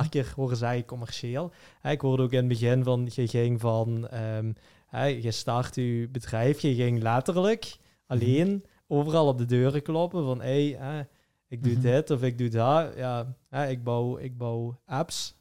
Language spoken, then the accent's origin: Dutch; Flemish / Limburg, Flanders, Belgium; als Vlamingen of als Limburgers